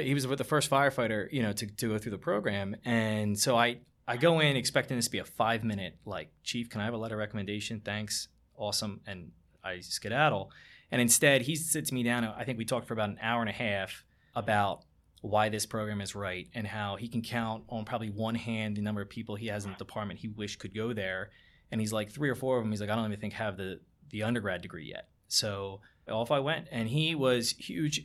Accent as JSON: {"language": "English", "town": "Barrington", "region": "New Jersey", "country": "United States", "tie": "born or raised there", "said": "I grew up in Barrington"}